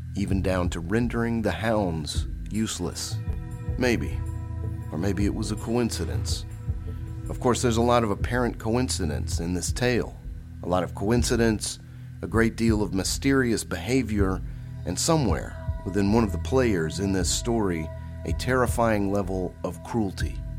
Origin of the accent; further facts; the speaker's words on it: Jackson, Mississippi, United States; now in Tupelo, United States; I'm from Jackson, Mississippi, and I moved around a bit in my career, but eventually wound up working back in Mississippi